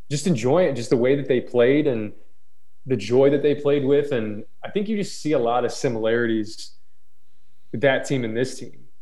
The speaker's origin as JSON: {"language": "English", "town": "Atlanta", "region": "Georgia", "country": "United States", "tie": "born there", "said": "I was born in Atlanta. We moved around a lot."}